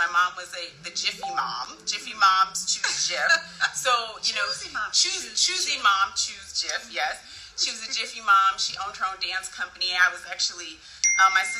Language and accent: English; Santa Barbara, California, United States; moved away; I grew up in Santa Barbara, California, and so I am here back in my old stomping ground